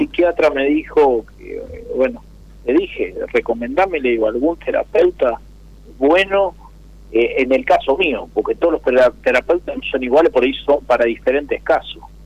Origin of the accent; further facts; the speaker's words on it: Chivilcoy, Buenos Aires Province, Argentina; de acá de Chivilcoy, provincia de Buenos Aires.